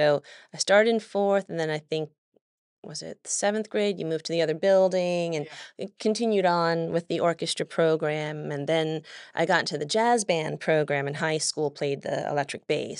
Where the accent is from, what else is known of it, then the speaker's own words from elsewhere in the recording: Oklahoma City, Oklahoma, United States; born there; I was born in Oklahoma City. I don't have much of a recollection of anything about Oklahoma. I come from a military family. Both of my parents were in the Air Force, and we were stationed there briefly when I was born.